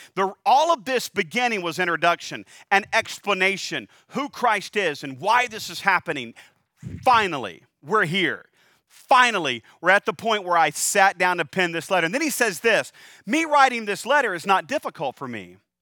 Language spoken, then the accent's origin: English; North Carolina, United States; I am from North Carolina